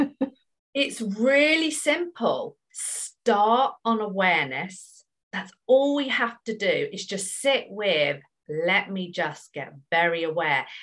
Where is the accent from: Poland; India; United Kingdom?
United Kingdom; I'm British